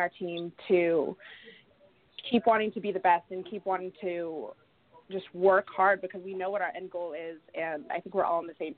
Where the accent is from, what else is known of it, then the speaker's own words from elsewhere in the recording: Southern California, United States; moved away as an adult; now in Lacey, United States; I'm obviously from Southern California